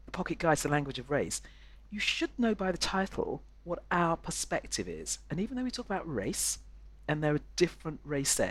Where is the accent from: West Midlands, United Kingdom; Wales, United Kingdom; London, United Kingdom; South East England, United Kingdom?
London, United Kingdom; I was born in London, and North London